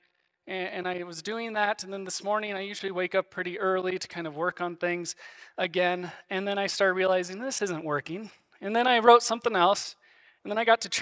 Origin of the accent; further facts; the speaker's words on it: Iowa, United States; now in Castle Rock, United States; I grew up in Iowa